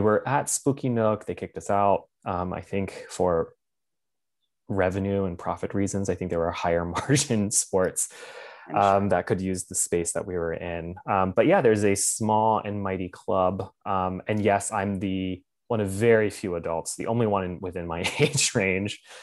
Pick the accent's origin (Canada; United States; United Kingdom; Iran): United States; Lancaster, Pennsylvania; moved away as an adult; also born or lived in Washington, District of Columbia, United States / New York / Michigan / San Francisco; I was born and raised in Lancaster County